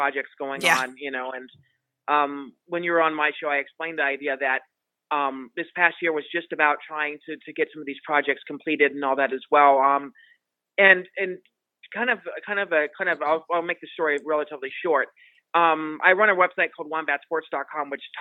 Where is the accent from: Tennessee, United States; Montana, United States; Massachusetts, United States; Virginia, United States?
Montana, United States; now in Las Vegas, United States; I'm originally from Montana